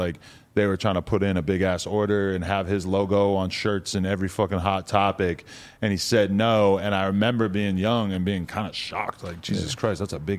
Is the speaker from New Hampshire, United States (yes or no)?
yes; New Hampshire, United States; New Hampshire. Right outside, like 45 minutes outside of Boston.